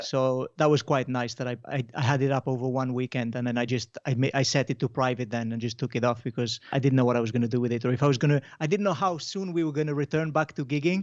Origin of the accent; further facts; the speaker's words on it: Mallorca, Balearic Islands, Spain; now in Wales, United Kingdom; So I grew up in Mallorca